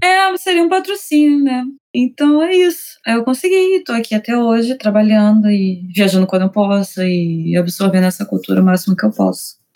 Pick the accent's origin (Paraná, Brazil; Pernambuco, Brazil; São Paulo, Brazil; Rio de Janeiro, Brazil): Rio de Janeiro, Brazil; moved away as an adult; now in Tokyo, Japan; Eu sou do Rio de Janeiro, mas eu atualmente moro aqui em Tóquio há quase três anos agora